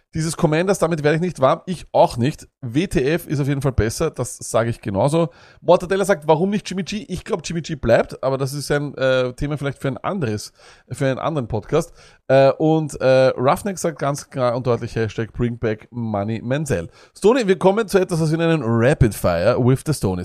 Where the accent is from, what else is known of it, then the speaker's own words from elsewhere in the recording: Austria; wir als Österreicher